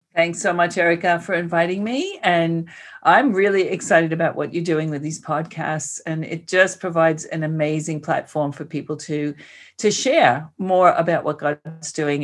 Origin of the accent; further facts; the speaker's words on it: New York City, New York, United States; accent: New York; moved away as an adult; now in Australia; I was born and raised in Queens, and I spent most of my life there